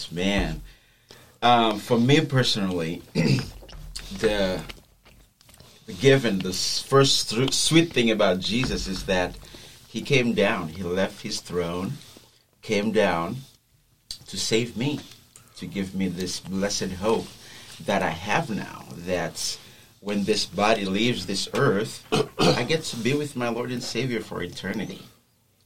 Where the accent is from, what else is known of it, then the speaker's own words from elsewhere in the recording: Haiti; first language Haitian Creole; English is a second language; moved away as an adult; Actually, I was born and raised in Haiti.